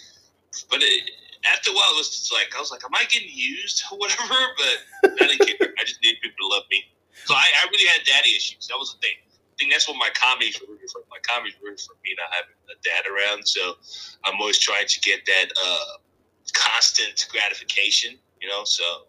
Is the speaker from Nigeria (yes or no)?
yes; Nigeria; I'm Nigerian. I'm cool. No, childhood was good. Raised by a single mom, raised four kids.